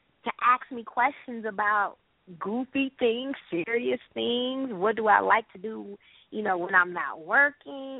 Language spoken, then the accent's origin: English; Rockford, Illinois, United States; I grew up in Rockford.